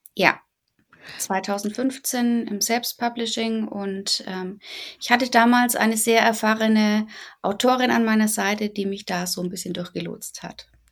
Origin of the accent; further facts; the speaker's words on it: Bavaria, Germany; ich komme aus Bayern. Ähm, bei uns nennt es sich Fasching